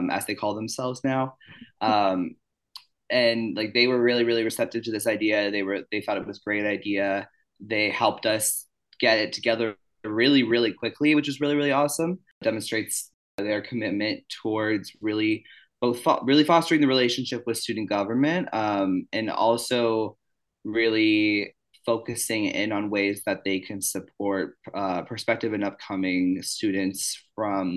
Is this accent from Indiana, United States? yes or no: yes; Indianapolis, Indiana, United States; I am originally from Indianapolis, Indiana